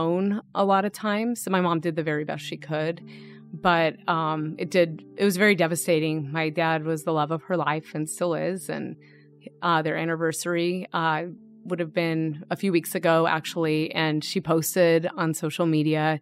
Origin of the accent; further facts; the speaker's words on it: Arvada, Colorado, United States; also born or lived in Littleton, Colorado / Fort Collins, Colorado; I grew up in Arvada. It's a suburb of Denver